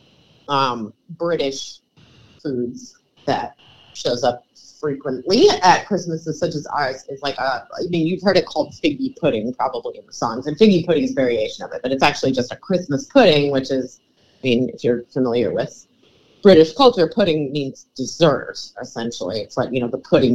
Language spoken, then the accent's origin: English; Cleveland, Ohio, United States; moved away; I'm from Cleveland. We don't really identify as being from Ohio